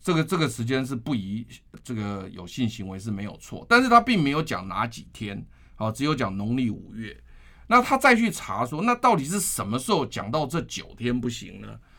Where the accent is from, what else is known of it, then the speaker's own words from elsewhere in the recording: Taiwan; 所以因此你记不记得我们台湾人有一句话说，来刮天也杀哈，端午节之前不要收。